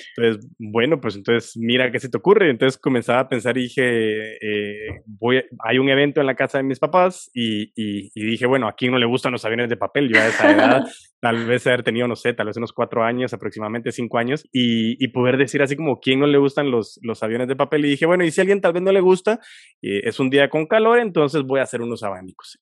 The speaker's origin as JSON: {"language": "Spanish", "country": "Guatemala", "tie": "born or raised there", "said": "sé que nací en Guatemala por algo y para algo"}